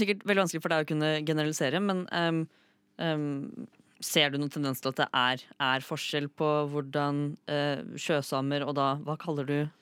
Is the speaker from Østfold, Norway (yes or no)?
yes; Fredrikstad, Østfold, Norway; moved away as an adult; now in Oslo, Norway; jeg har jo blitt født og vokst opp i Fredrikstad. Bodde der i 18 år.